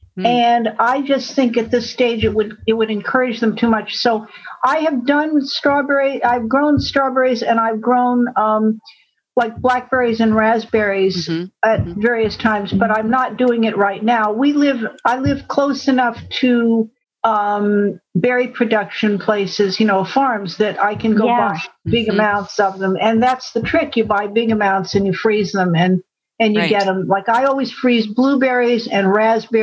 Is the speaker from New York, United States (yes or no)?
yes; Syracuse and Buffalo area, New York, United States; now in about an hour and a half south of Albany, United States; I grew up there